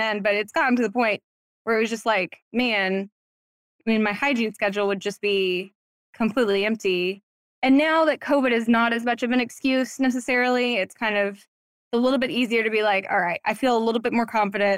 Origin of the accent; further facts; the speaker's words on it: Waco, Texas, United States; also born or lived in Dallas, Texas; moved back home, my hometown in Waco